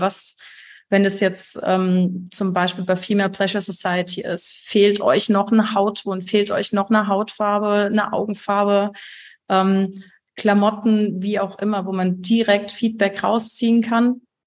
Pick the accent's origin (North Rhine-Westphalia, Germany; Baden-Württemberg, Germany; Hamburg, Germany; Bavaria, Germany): Baden-Württemberg, Germany; Heidelberg; Ich komme aus Heidelberg